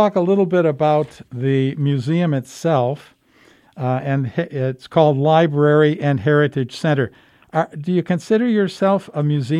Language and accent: English; Midwest, United States; now in Lehigh Valley, United States; Well, I'm from the Midwest originally